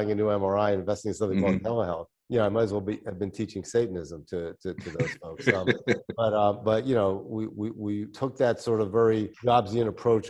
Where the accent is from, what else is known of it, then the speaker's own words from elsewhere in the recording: Philadelphia, Pennsylvania, United States; moved away; also born or lived in Florida; I was born in South Philly, so I have that South Philly attitude